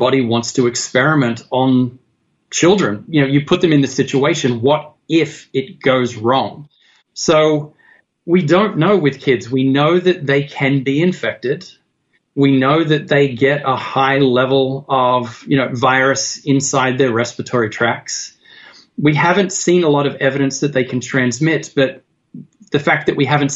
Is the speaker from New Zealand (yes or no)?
no; Australia; now in United States; I'm not an American. I'm from Australia